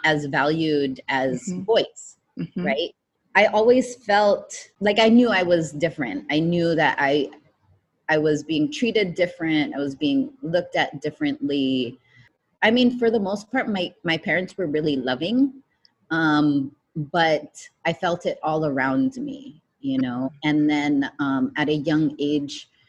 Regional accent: United States; Growing up with like immigrant parents was really difficult as an American child

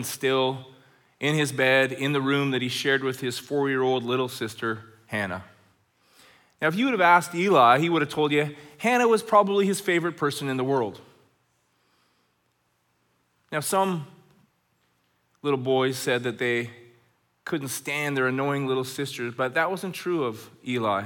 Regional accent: Red Deer, Alberta, Canada; now in Chilliwack, Canada; When I was a kid growing up in Red Deer, Alberta

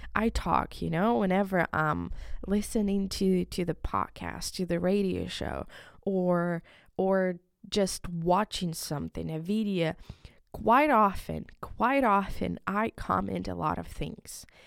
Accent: Ukraine; first language Ukrainian; English is a second language; moved away; in my country, it's in, in Ukraine. I'm from Ukraine

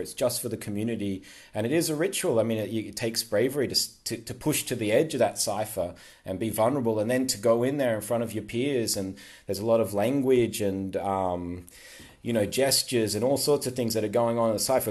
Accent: Queensland, Australia; now in Sydney, Australia; I'm from Queensland

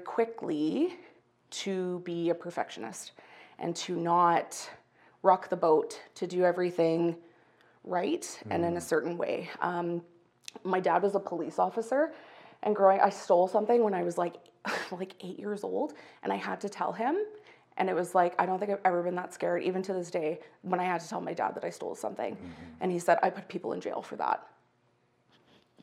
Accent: Calgary, Alberta, Canada; I was born and raised in Calgary

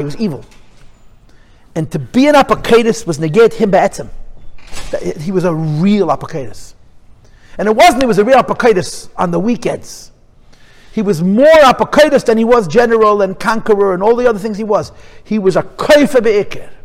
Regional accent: New York City, New York, United States; I'm a Crown Heights boy. I was born and bred in Crown Heights

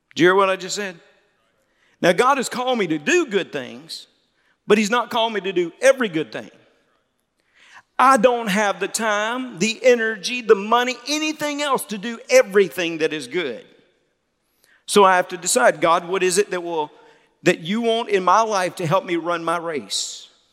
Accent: Mississippi, United States; now in Louisiana, United States; I'm not from Louisiana. I'm from Mississippi, but I got here as soon as I could

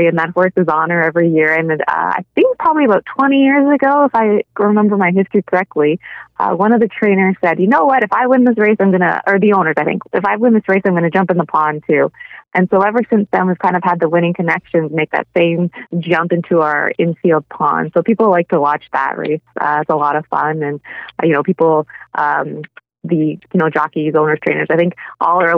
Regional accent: Fort Erie, Ontario, Canada; I'm kind of born and raised in Fort Erie. I've, you know, lived here all my life

